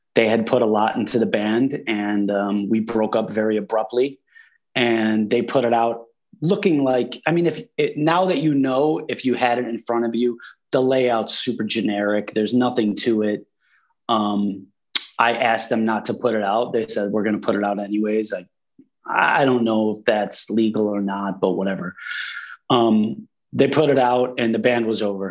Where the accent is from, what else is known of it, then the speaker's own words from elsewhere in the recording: Buffalo, New York, United States; we're all from Buffalo.